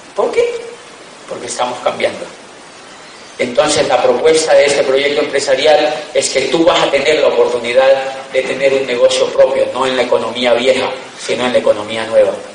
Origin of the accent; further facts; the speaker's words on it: Colombia; also born or lived in Europe; Somos de Colombia